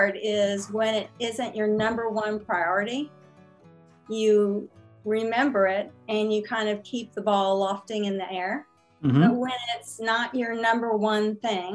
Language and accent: English; San Antonio, Texas, United States; also born or lived in Houston / Austin; I grew up in Texas. Mm-hmm. And was in Houston, Austin, San Antonio